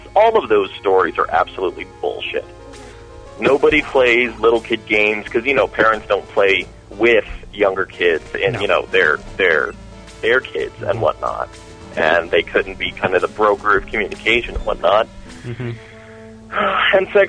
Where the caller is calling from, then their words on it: Castle Rock, Colorado, United States; it's snow-capped Castle Rock, Colorado.